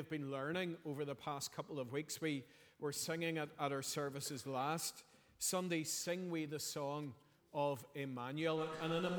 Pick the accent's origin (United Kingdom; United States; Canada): United Kingdom; Belfast, Northern Ireland; I'm from Belfast.